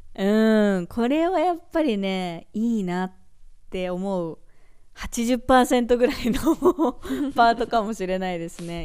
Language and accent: Japanese; Japan; now in California, United States; 私たち日本で育ってる